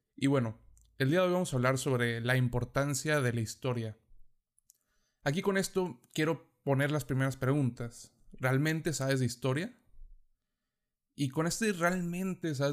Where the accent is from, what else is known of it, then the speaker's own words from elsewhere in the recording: Mexico; si somos de México, nos enseñan sobre las civilizaciones pasadas que estuvieron en nuestro territorio